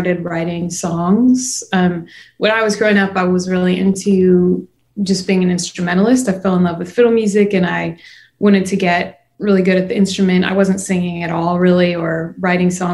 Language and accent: English; Chicago, Illinois, United States; moved away as an adult; now in Nashville, United States; I wasn't technically born in Chicago, but I was largely raised there. I lived there from when I was 4 till when I was 18. So that's kind of my hometown